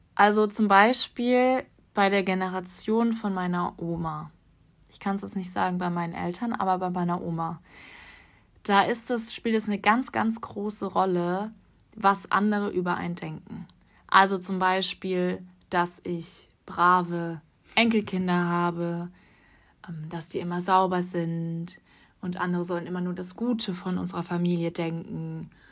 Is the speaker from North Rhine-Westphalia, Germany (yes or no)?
no; Freiburg, Baden-Württemberg, Germany; moved away; ich komme ursprünglich aus Freiburg